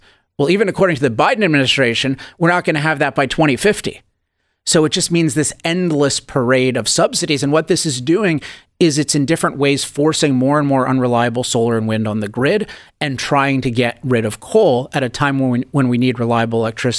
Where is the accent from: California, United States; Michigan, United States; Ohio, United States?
California, United States; particularly being a Californian